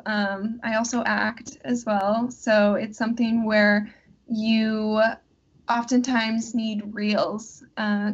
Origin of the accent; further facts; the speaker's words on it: Fond du Lac, Wisconsin, United States; I am originally from Fond du Lac, Wisconsin. So it's a pretty small town.